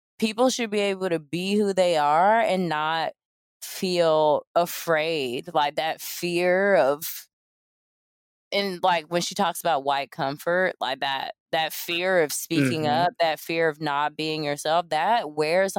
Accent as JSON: {"language": "English", "region": "the South", "country": "United States", "said": "I'm from the South"}